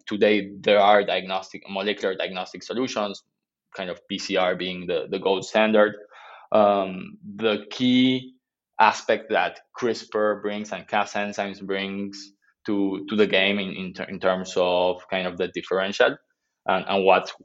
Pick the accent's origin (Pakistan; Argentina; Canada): Argentina; I'm from Argentina